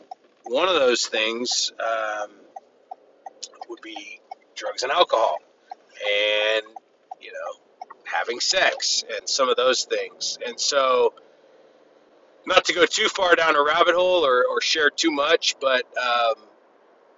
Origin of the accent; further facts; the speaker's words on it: California, United States; I grew up in California, family of four, great childhood, one sister